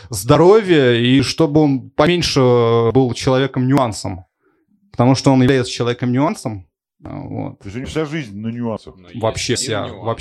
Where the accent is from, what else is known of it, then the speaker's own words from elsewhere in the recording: Astrakhan, Astrakhan Oblast, Russia; Я да, здесь в Астрахани, в городе Астрахани, конечно. Да. Да. Это мой родной город, я его люблю всем сердцем.